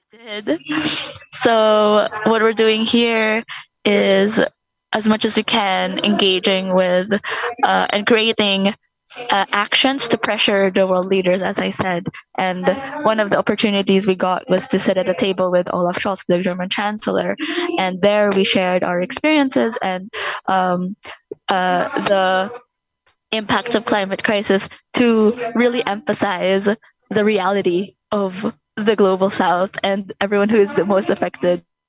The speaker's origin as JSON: {"language": "English", "country": "Philippines", "said": "I'm from the Philippines"}